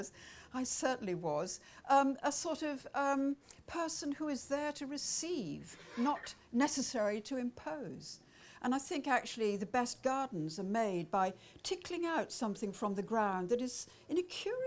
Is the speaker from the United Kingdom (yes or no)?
yes; Welsh, Wales, United Kingdom; I'm Welsh